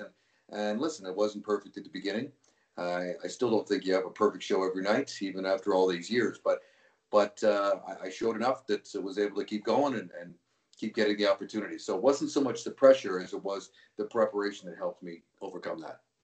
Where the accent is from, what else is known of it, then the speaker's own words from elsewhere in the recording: Vancouver, British Columbia, Canada; moved away as an adult; also born or lived in Toronto; I grew up in Vancouver